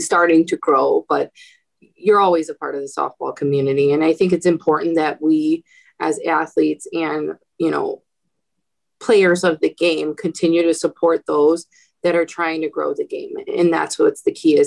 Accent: Midwest, United States; now in Chicago, United States; I'm from the Midwest.

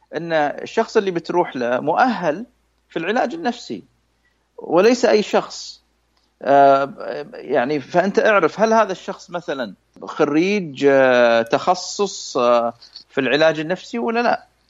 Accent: Saudi Arabia; عندنا في السعوديه

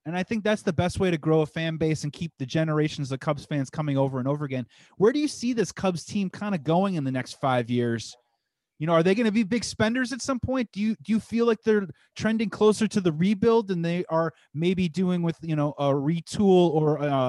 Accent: Midwest, United States; We're from the Midwest together. We're from the almost sort of the same area, which is super awesome.

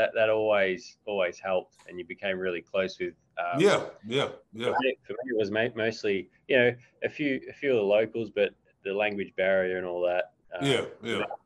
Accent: Australia; moved away as an adult; also born or lived in Hamburg, Germany / Switzerland; contemplating going home to Australia

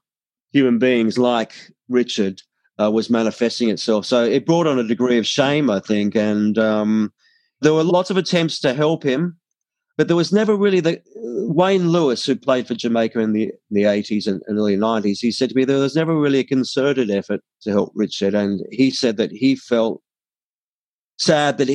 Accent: Australia; I was from Australia

